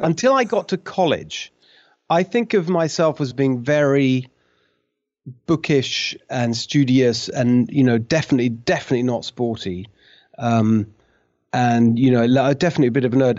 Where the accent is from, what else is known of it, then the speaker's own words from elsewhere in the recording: Brighton, South East England, United Kingdom; moved away; also born or lived in London / Hungary; I was raised in a town called Brighton. That's, that's really what I think of as home, this town called Brighton, which is on the south coast of England